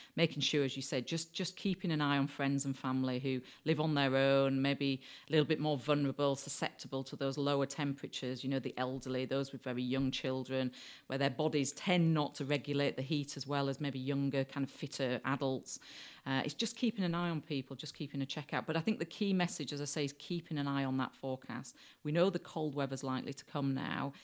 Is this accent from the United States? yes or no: no; Yorkshire and the Humber, United Kingdom; moved away; I, I grew up in Yorkshire